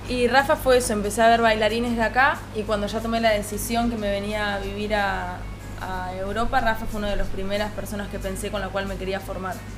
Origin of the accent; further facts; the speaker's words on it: Pehuajó, Buenos Aires Province, Argentina; moved away as an adult; yo soy de Pehuajó